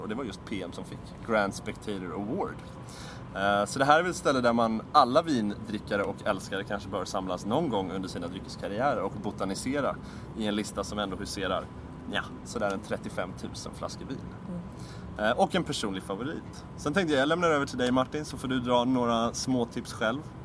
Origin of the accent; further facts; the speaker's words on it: Stockholm, Stockholm County, Sweden; ställen i Stockholm där vi kommer ifrån